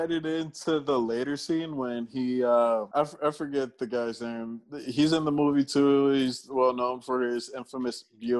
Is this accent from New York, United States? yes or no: yes; New York, United States; now in Tampa, United States; as a New Yorker.